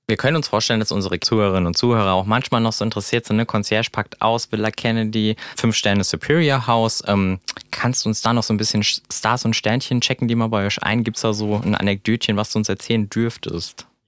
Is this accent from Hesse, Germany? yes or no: yes; Rheingau, Hesse, Germany; Als gebürtiger Rheingauer